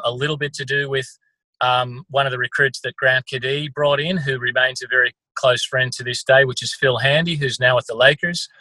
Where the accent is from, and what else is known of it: country Victoria, Australia; born or raised there; also born or lived in California, United States